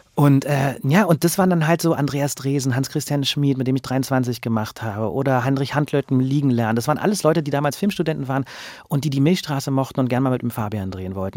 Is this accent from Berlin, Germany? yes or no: yes; Berlin, Germany; ich bin ja selber Berliner und ich kenne das seit meiner Kindheit